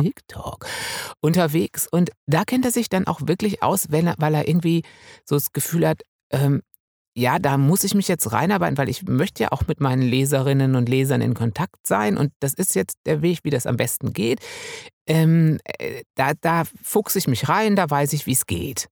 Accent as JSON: {"language": "German", "area": "Münsterland", "region": "North Rhine-Westphalia", "country": "Germany", "tie": "born or raised there", "moved": "yes", "lives_now": "Bavaria, Germany", "said": "ich komme ja aus dem Münsterland"}